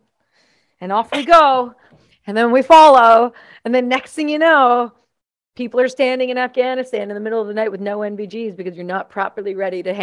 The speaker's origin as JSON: {"language": "English", "country": "Canada", "said": "I'm Canadian"}